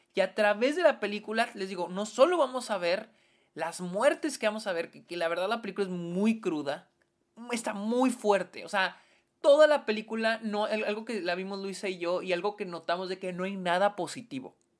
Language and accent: Spanish; Mexico